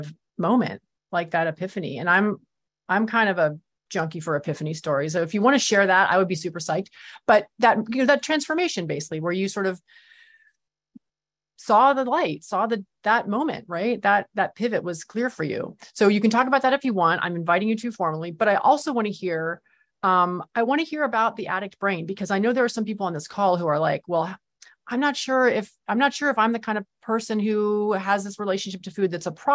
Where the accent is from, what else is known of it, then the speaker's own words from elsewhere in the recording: California, United States; I grew up in California too